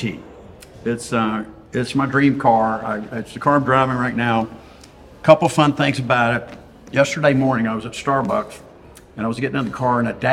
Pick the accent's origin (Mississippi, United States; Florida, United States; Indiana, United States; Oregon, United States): Mississippi, United States; Vicksburg; moved away as an adult; now in Houston, United States; I was born in Vicksburg, Mississippi, and I lived there for 18 years